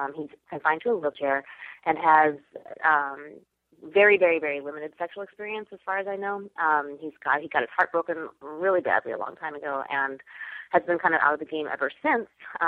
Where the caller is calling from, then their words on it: New York City, New York, United States; I'm calling from New York City.